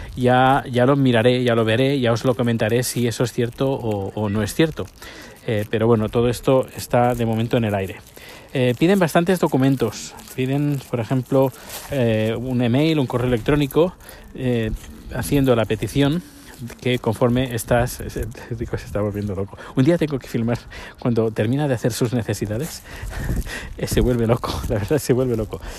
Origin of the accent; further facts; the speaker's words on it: Spain; now in Sweden; la nacionalidad española